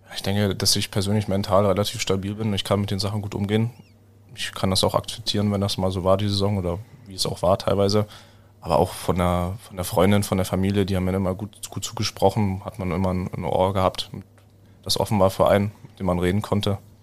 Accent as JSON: {"language": "German", "town": "Weißwasser", "region": "Saxony", "country": "Germany", "tie": "born or raised there", "moved": "yes", "lives_now": "Iserlohn, Germany", "said": "das ist einfach der Ort, wo ich herkomme. Da habe ich das Eishockeyspielen gelernt"}